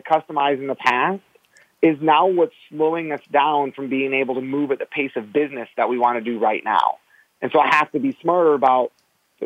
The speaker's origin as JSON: {"language": "English", "region": "Michigan", "country": "United States", "said": "I'm the one from Michigan and I'm a Pistons fan"}